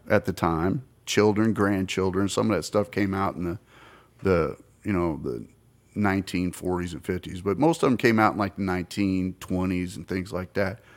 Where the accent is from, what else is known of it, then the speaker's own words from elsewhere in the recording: the American South, United States; I'm from down there. My mother is from Mississippi. Fa, my father's Tennessee